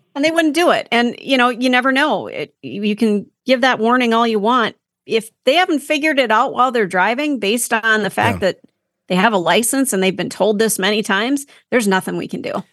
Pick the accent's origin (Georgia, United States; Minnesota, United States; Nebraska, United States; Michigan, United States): Minnesota, United States; now in Wisconsin, United States; I am from Minnesota